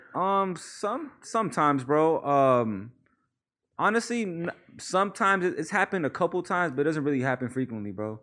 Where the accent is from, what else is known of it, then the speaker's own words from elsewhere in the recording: Palmdale, California, United States; also born or lived in Mission Hills, California / Pacoima, California / Panorama City, California; I remember moving to Palmdale when I was like six, bro, five or six. I really grew up in Palmdale